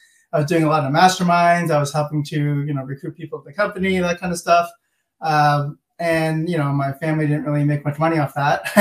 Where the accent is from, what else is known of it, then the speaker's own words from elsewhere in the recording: Mississauga, Ontario, Canada; I'm born and raised in Mississauga, which is a suburb of Toronto.